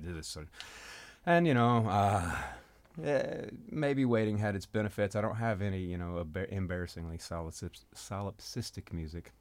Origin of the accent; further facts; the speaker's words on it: North Mississippi, United States; now in Memphis, United States; I was born in Memphis, but I was raised in really North Mississippi.